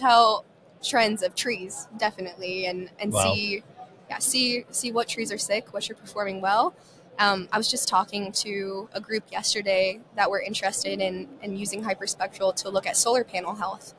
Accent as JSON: {"language": "English", "town": "Reno", "region": "Nevada", "country": "United States", "also_born_or_lived": "Ireland", "said": "I'm originally from Reno, Nevada"}